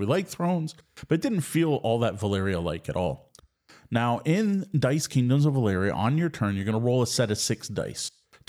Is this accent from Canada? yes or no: yes; Ontario, Canada; Now, growing up in Southwest Ontario, we are all very familiar with trick-taking games, and I honestly don't know anyone local who didn't spend their school lunch hour playing euchre.